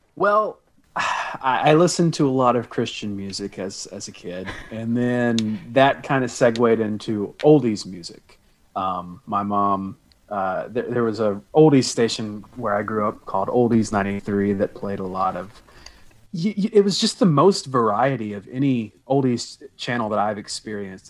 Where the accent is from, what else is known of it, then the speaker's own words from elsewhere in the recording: the South, United States; I was born and raised in the South, so beach music is a very big thing around here